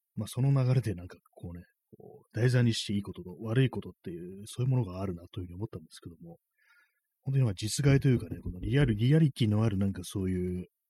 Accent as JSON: {"language": "Japanese", "country": "Japan", "tie": "born or raised there", "said": "この国に生まれ育って"}